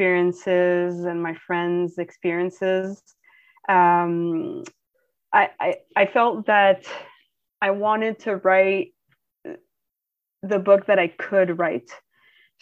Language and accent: English; Ottawa, Ontario, Canada; Ottawa, which is my hometown